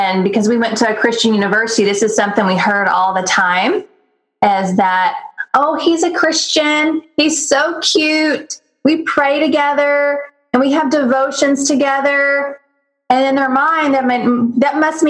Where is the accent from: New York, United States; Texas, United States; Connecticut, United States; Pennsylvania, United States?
Texas, United States; I grew up in Texas, I grew up rodeoing and going to the horse races.